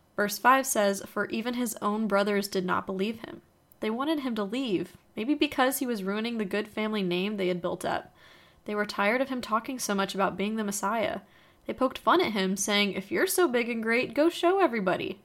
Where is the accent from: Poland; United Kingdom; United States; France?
United States; Texas; I am a Texan.